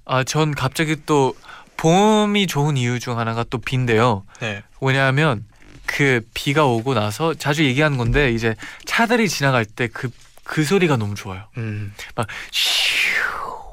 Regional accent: Chicago, Illinois, United States; moved away; 저는 시카고에서 왔으니까 되게 눈도 많고 겨울에도 엄청 춥잖아요.

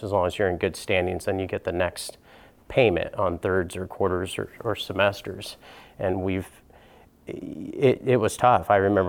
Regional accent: Washington, United States; And I came from from Eastern Washington, kind of a farming community

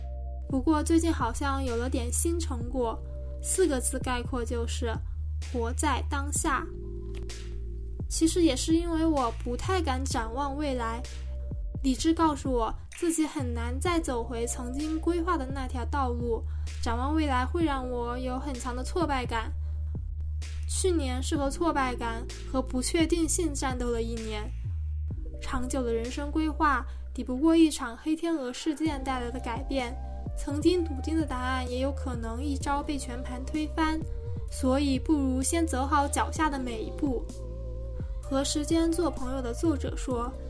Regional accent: Hubei, China; moved away as an adult; also born or lived in Beijing; 作为一名湖北人，去年年初的疫情对我来说，目前还是一种无法释怀的伤痛。

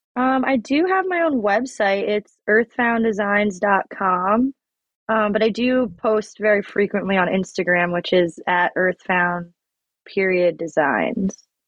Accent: Long Island, New York, United States; moved away as an adult; now in Oregon, United States; I grew up on Long Island

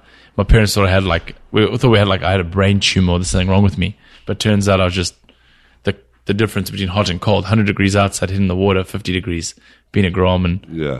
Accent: Cape Town, Western Cape, South Africa; also born or lived in Venice, California; now in California, United States; I grew up in Cape Town

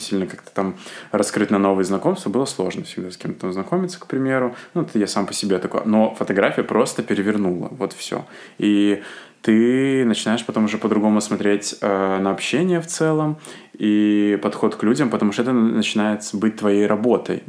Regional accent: Asipovichy, Mogilev Region, Belarus; moved away as an adult; now in Minsk, Belarus; в моем родном городе Осипович

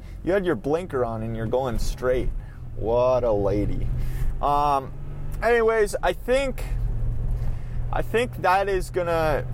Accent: Minnesota, United States; accent: Minnesotan; my Minnesotan accent

